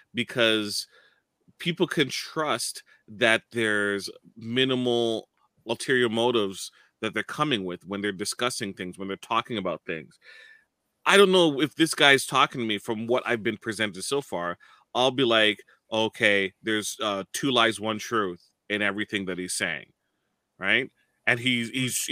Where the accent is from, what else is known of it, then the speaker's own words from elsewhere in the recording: Toronto, Ontario, Canada; I'm from Toronto.